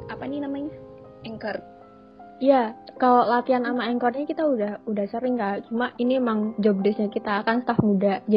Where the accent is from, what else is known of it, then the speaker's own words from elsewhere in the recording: Semarang, Central Java, Indonesia; Aku emang orang Semarang, Say.